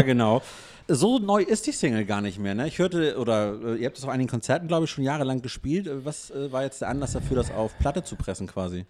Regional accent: Hamburg, Germany; Wir als Hamburger

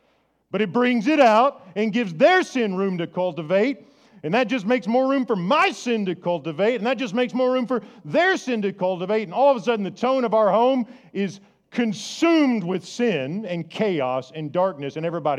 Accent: Ireland; I'm Irish. I used to have red hair. We have a temper.

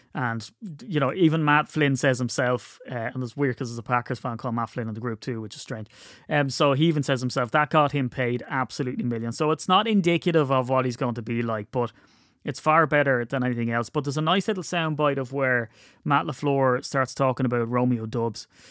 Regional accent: Wicklow, Leinster, Ireland; where I grew up in Wicklow

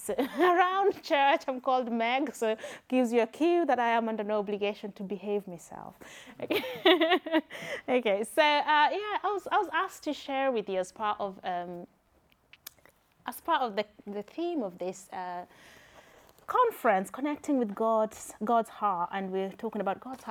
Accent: Kenya; accent: Kenyan; now in United Kingdom; I am Kenyan

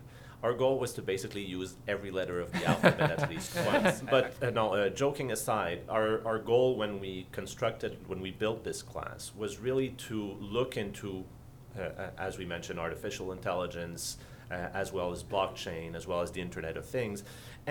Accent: Quebec, Canada; As you can tell from my accent, I am actually from Canada, from Quebec

